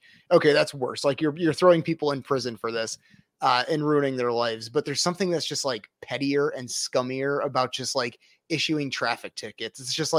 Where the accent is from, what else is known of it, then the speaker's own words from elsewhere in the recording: Rockford, Illinois, United States; My parents are from Des Plaines. I'm from the Rockford area.